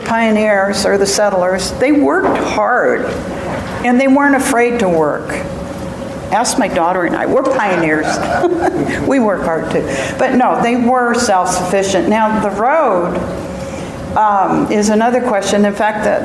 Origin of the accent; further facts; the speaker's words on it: Salinas, California, United States; I was born in Salinas Valley, in Salinas